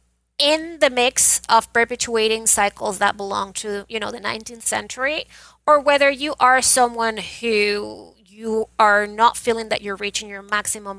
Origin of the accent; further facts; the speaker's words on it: Venezuela; moved away as an adult; now in United States; I was born and raised in Venezuela